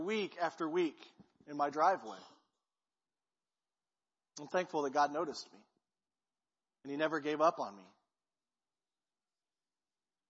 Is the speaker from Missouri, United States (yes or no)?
yes; Peculiar, Missouri, United States; now in Clinton, United States; I grew up in Peculiar